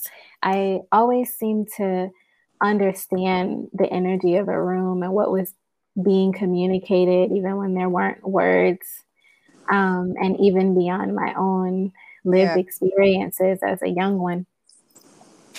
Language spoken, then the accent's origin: English; Houston, Texas, United States; moved away; also born or lived in Louisiana / Chicago; I'm originally from Houston, Texas